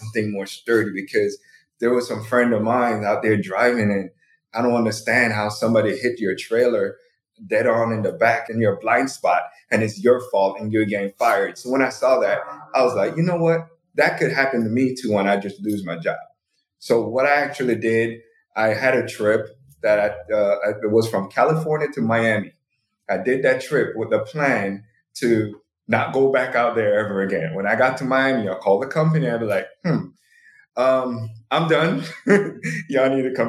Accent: Jamaica; moved away as an adult; now in United States; I'm born Jamaican, so I moved to the U.S. in 2008 for school

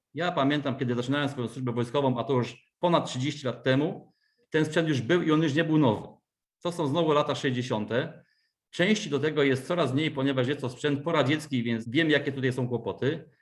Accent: Wrocław, Lower Silesian Voivodeship, Poland; pochodzę z Wrocławia

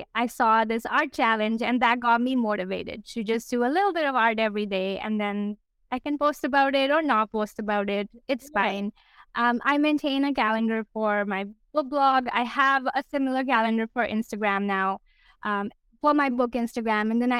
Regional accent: India; moved away as an adult; now in Canada; I grew up in India. I moved to Canada in 2014

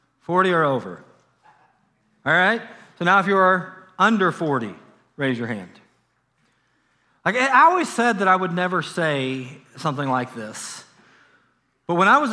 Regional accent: Harrison, Ohio, United States; Like, for me growing up in Harrison, Ohio, it was 5, 9, and 12.

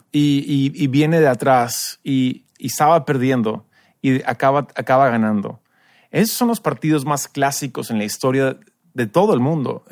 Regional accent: United States; now in Peru; tú y yo somos americanos, tenemos la experiencia también de iglesia en Estados Unidos

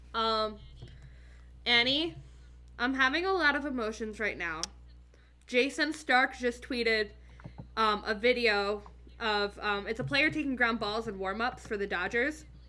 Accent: Philadelphia, Pennsylvania, United States; growing up in Philadelphia

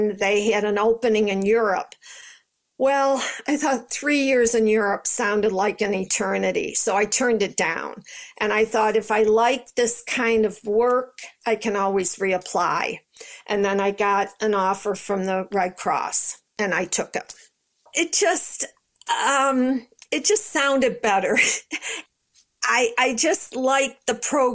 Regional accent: Rochester, New York, United States; I'm from New York

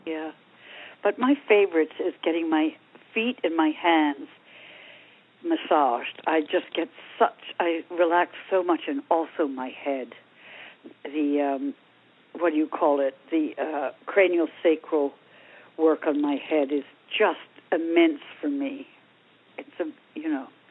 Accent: Long Island, New York, United States; now in Ojai, United States; in my days growing up on Long Island

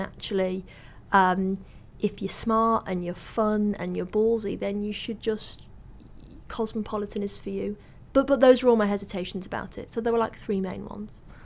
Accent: Salford, North West England, United Kingdom; I grew up in Salford

